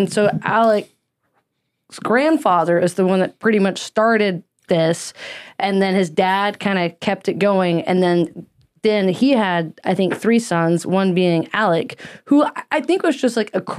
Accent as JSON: {"language": "English", "region": "Mississippi", "country": "United States", "tie": "born or raised there", "accent": "southern", "moved": "yes", "said": "I grew up in the South"}